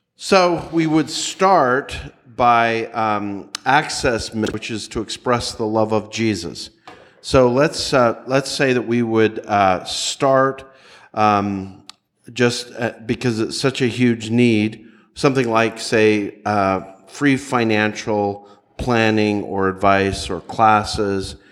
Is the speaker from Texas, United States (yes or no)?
no; Nashville, Tennessee, United States; I'm from the Nashville area